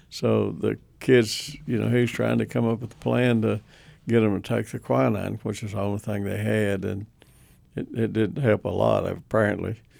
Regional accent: Surgoinsville, Tennessee, United States; moved away as an adult; also born or lived in Tuscaloosa, Alabama; Hawkins County, Tennessee, uh, a place called Sir Goynesville

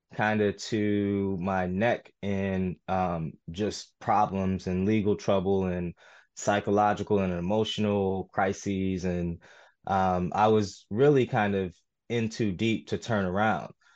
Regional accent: St. Louis, Missouri, United States; I was born in Saint Louis, uh, an area called U City

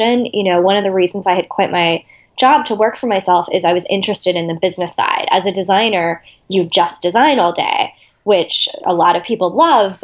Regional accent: Austin, Texas, United States; moved away; I grew up in Austin, Texas, where I live now

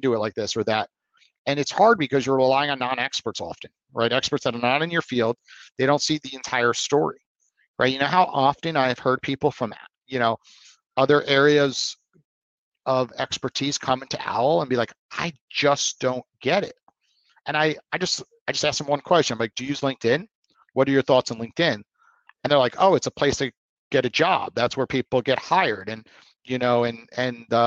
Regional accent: New York, United States; I'm from New York.

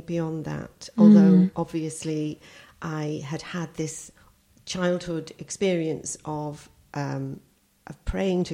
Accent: Cardiff, Wales, United Kingdom; moved away as an adult; I was born and brought up in Cardiff

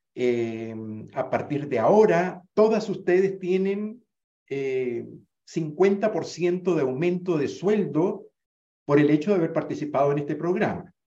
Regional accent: Venezuela; en Venezuela, donde yo me crié, en el Caribe, donde yo me crié

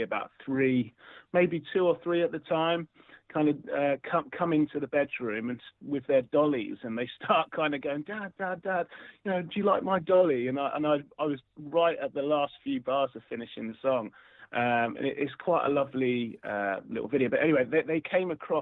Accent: Luton, East of England, United Kingdom; I joined a local church choir in my local town. I'm originally from Luton, and so I went in the church choir, and I spent from the age of six up to the age of 16.

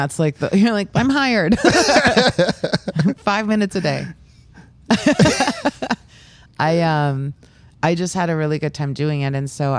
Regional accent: Overland Park, Kansas, United States; now in Brooklyn, United States; Like I grew up in Overland Park. It's just a good like chill place.

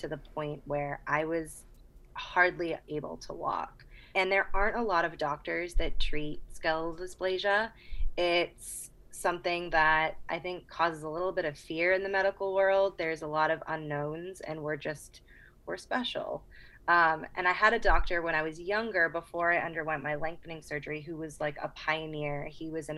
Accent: Boston, Massachusetts, United States; moved away as an adult; also born or lived in Charleston, South Carolina; I'm originally from Boston, Massachusetts, just south of Boston

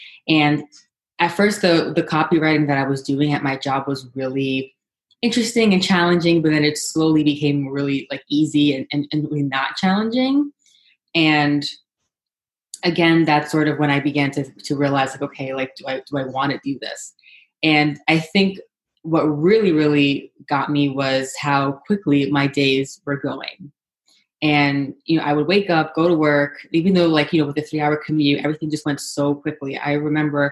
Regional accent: New York City, New York, United States; also born or lived in Manhattan; right now I live in Manhattan, but I was born and raised in Brooklyn.

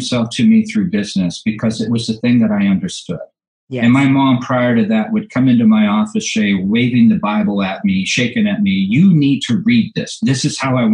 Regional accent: Orange County, California, United States; I was born and raised in Orange County, California

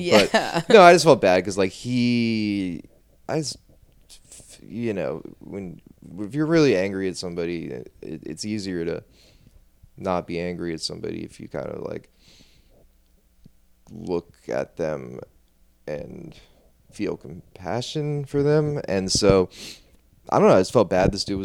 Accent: New Orleans, Louisiana, United States; also born or lived in Baton Rouge; growing up in New Orleans

